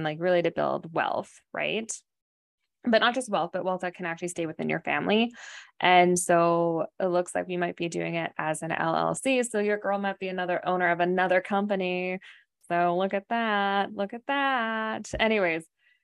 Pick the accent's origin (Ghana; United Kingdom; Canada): Canada; moved away as an adult; now in United States; we're from Canada